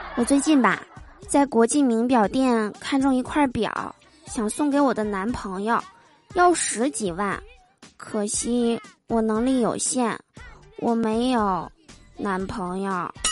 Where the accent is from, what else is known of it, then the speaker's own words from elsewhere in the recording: Northeast China, China; 我总感觉这个东北人是特指的我呀